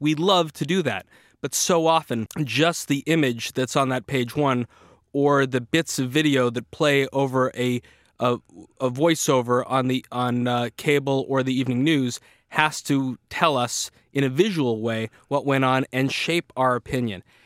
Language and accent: English; Boston, Massachusetts, United States; I was a kid growing up in Boston, Massachusetts